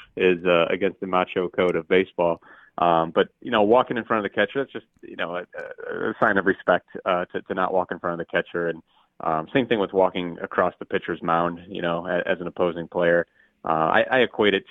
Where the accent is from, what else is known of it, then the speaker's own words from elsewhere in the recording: Cleveland, Ohio, United States; I'm from Cleveland